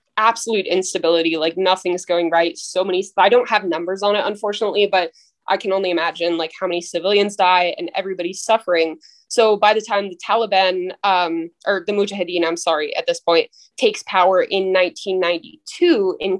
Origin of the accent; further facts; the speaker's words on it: United States; as an American